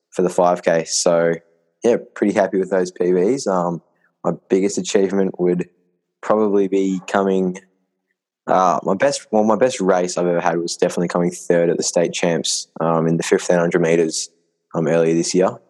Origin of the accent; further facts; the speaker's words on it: Melbourne, Victoria, Australia; I'm from Melbourne, Victoria, um, and I'm a middle distance athlete. I'm in the under 17 age group at the moment, so I'm 16 years old